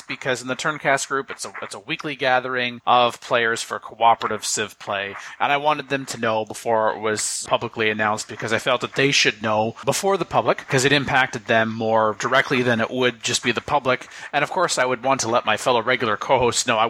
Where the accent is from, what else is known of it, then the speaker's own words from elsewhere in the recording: Canada; I'm Canadian